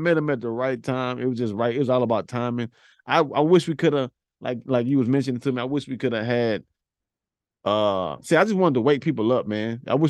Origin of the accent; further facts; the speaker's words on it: Missouri City, Texas, United States; I'm from Mo City.